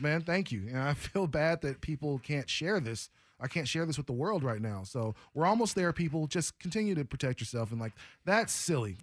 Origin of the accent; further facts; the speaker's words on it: Portland, United States; I'm from Portland.